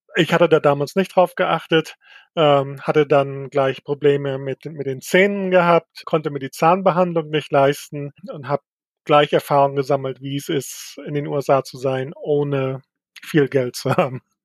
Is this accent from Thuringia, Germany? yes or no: no; Mecklenburg-Vorpommern, Germany; now in Chicago, United States; Mecklenburg ist auch immer noch meine Heimat